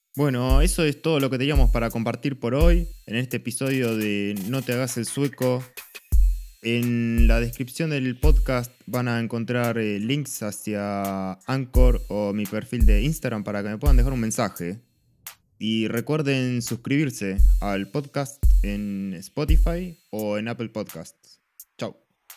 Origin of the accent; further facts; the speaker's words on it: Buenos Aires, Argentina; moved away as an adult; vengo de Buenos Aires